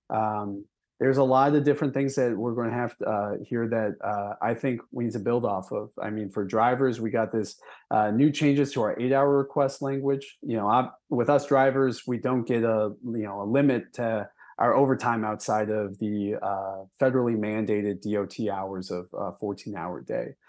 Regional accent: Milwaukee, Wisconsin, United States; grew up in Wisconsin. I grew up in Milwaukee

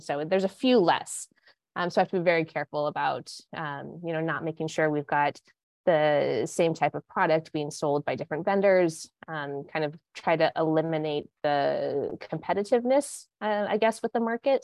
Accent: Montana, United States; moved away as an adult; also born or lived in Santa Barbara, California / Los Angeles / New York; now in Connecticut, United States; I am not from Connecticut. No. um, I grew up in Montana.

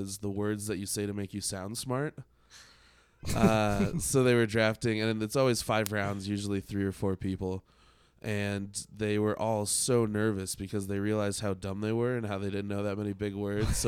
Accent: Denver, Colorado, United States; I'm born and raised in Denver

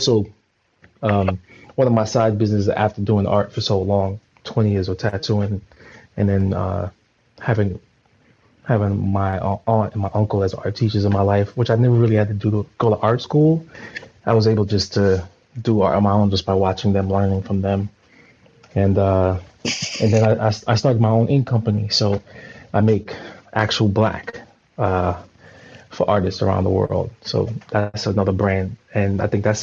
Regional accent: New York City, New York, United States; moved away as an adult; now in California, United States; I'm from New York City. I've been living in California for the last 10 years.

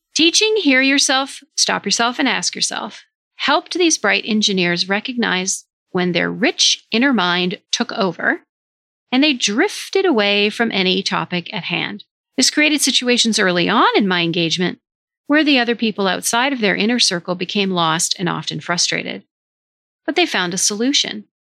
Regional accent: Vermont, United States; Vermont, my home state in the US

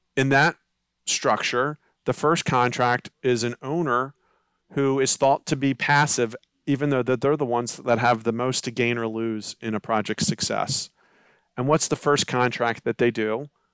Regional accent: Baltimore County, Maryland, United States; I'm from the Baltimore County area

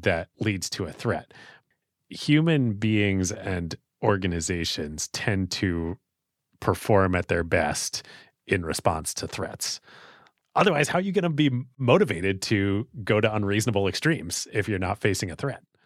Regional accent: United States; as an American

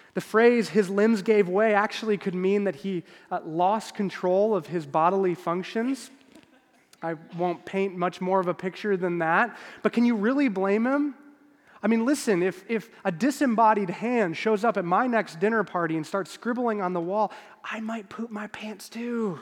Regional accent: Chicago, Illinois, United States; moved away as an adult; now in Kansas City, United States; I'm born and raised in Chicago

